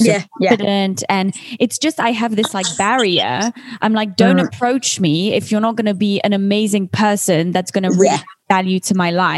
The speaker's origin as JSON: {"language": "English", "region": "Geneva", "country": "Switzerland", "also_born_or_lived": "London", "said": "I've been in London a lot of my life, most of my life, but I'm from Geneva. And now, you know, I've moved all across the world."}